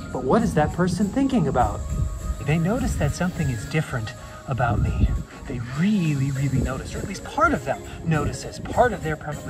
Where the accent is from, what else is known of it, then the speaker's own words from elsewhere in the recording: Minnesota, United States; I'm from Minnesota.